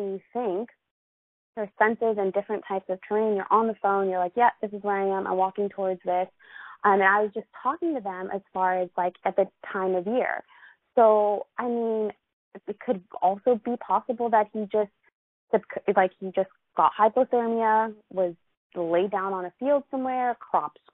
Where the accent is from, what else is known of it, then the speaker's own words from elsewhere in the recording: Los Angeles, California, United States; I'm from Los Angeles